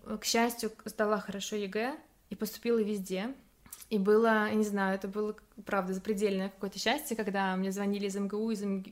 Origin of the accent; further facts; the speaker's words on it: Samara, Samara Oblast, Russia; moved away as an adult; now in Germany; Я из Самары родом, где я выросла